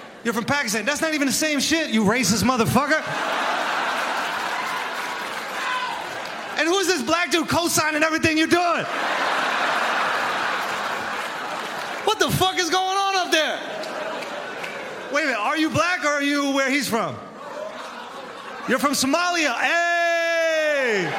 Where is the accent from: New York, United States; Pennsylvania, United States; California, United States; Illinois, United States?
New York, United States; I'm from New York.